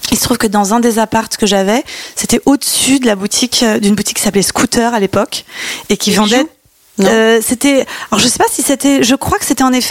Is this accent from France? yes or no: yes; Ville-d'Avray, Île-de-France, France; comme je venais d'ailleurs de Ville d'Avray, qui est entre, coincée, une petite ville entre Saint-Cloud et Sèvres, j'avais le choix d'aller ou au lycée de Sèvres ou au lycée de Saint-Cloud.